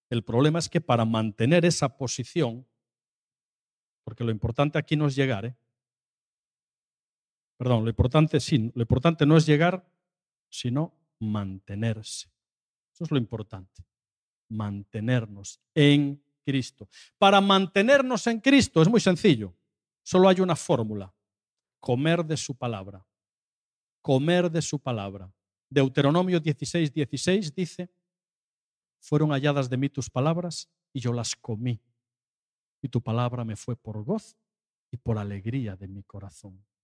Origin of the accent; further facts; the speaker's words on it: Seville, Andalusia, Spain; me acordaba de lo que comentabas tan lejos de mi tierra y de mi casa, porque yo estaba hablando de que en Sevilla también nieva.